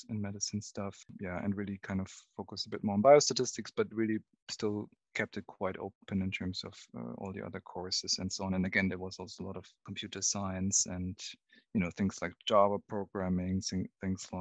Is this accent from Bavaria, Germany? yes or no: yes; near Munich, Bavaria, Germany; where I was growing up near Munich in Germany